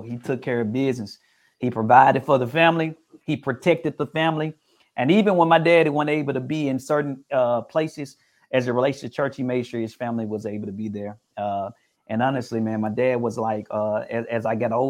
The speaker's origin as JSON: {"language": "English", "town": "Memphis", "region": "Tennessee", "country": "United States", "tie": "born or raised there", "said": "growing up in Memphis, Tennessee"}